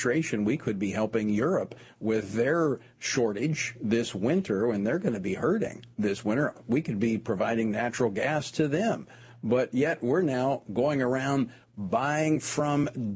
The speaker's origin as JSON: {"language": "English", "region": "Louisiana", "country": "United States", "tie": "born or raised there", "said": "my home state of Louisiana"}